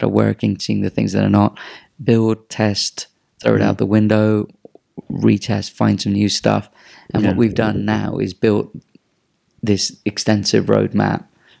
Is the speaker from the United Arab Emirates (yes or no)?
yes; Dubai, United Arab Emirates; It's like, bro, I'm from Dubai. I know where you are.